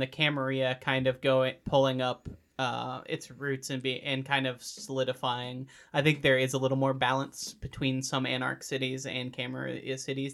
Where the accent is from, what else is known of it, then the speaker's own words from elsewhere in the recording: United States; as an American